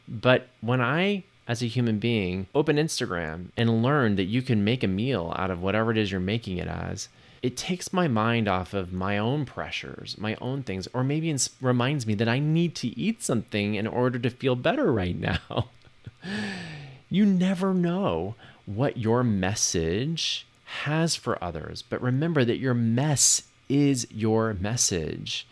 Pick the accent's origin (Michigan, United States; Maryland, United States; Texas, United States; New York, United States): Texas, United States; the ignorance and bigotry that I grew up with here in Texas